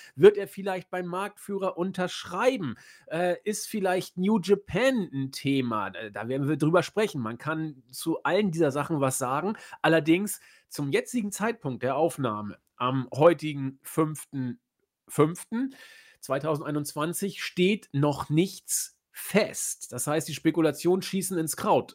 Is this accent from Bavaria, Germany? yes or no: no; Hamburg, Germany; mir als Hamburger, der ich bin